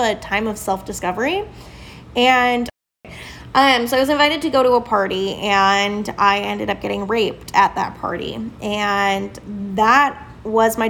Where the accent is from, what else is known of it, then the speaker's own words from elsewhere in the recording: Southern California, United States; moved away as an adult; also born or lived in Avon, Indiana; now in Indiana, United States; I was born and raised in Southern California